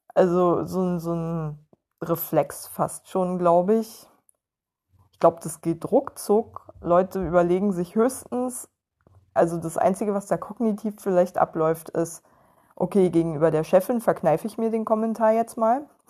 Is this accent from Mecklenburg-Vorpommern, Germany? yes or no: yes; Western Pomerania, Mecklenburg-Vorpommern, Germany; moved away; ich auch aus der hinterletzten Provinz komme